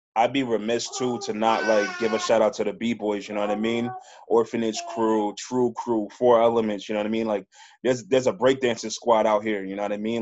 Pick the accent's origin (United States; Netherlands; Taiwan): United States; New York; moved away as an adult; now in Worcester, United States; I'm from New York. Yeah, and I'm out here in Worcester.